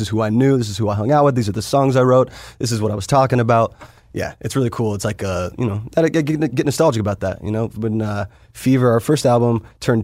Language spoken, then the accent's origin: English; Las Vegas, Nevada, United States; also born or lived in St. George, Utah; Vegas is really my home. I mean, that's where, you know, I was raised